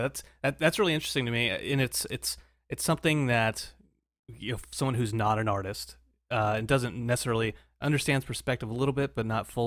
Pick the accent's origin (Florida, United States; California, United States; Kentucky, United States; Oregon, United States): California, United States; Pasadena or Glendale area; I'm from a Pass or Glendale area, so.